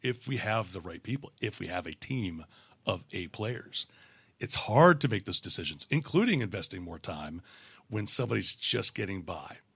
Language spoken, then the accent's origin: English; Canada; moved away as an adult; moving down here, uh, as a Canadian. We immigrated in two thousand four